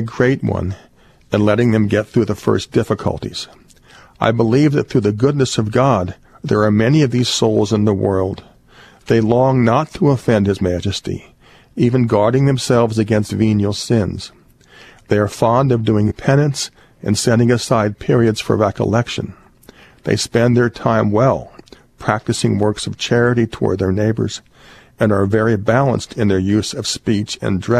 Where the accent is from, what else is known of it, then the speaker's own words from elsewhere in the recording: Cincinnati, Ohio, United States; also born or lived in Dayton; the parish I grew up in Cincinnati, at St. Teresa's Parish in Price Hill, Cincinnati